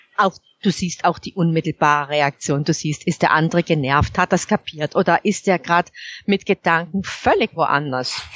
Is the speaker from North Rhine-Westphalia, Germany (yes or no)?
no; Baden-Württemberg, Germany; ich komme unverkennbar aus Baden-Württemberg